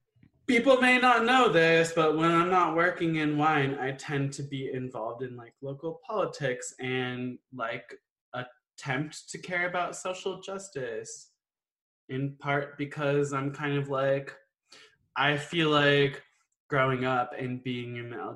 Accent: Virginia, United States; Like I grew up in Northern Virginia, so I feel like growing up in the DC area, there's a lot of people who move to the area

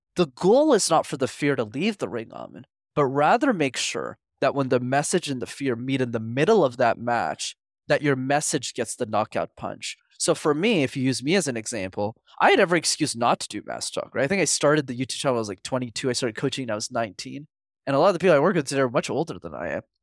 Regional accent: Montreal, Quebec, Canada; I grew up in Montreal, which is a city, for those who don't know, where you need to learn how to speak French.

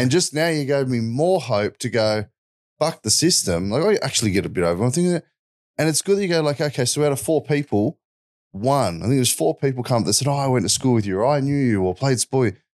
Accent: Wollongong, New South Wales, Australia; I grew up in Wollongong, south of Sydney

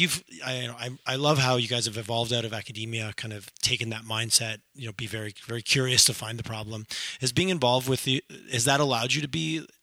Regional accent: Montreal, Quebec, Canada; also born or lived in Toronto; now in Calgary, Canada; I grew up back east, I grew up in Montreal, lived just some time in Toronto, and here

